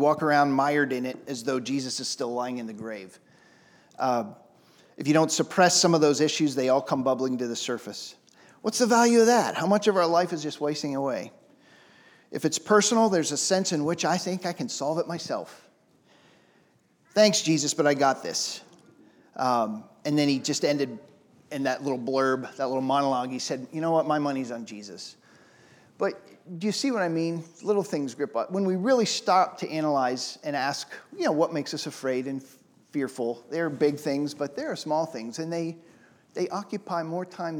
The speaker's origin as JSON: {"language": "English", "town": "Pittsburgh", "region": "Pennsylvania", "country": "United States", "said": "I'm from Pittsburgh."}